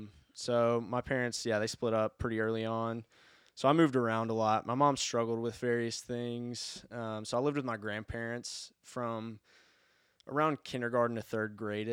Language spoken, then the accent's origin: English; Birmingham, Alabama, United States; I grew up in Birmingham. I've lived in or around Birmingham in the area my whole life. Went to Pelham and Helena High School, so ended up graduating from Helena High School once it was built over there.